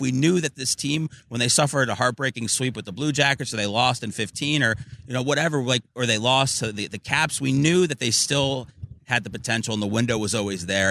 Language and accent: English; Chicago, Illinois, United States; now in Tampa Bay, United States; I was born in Chicago.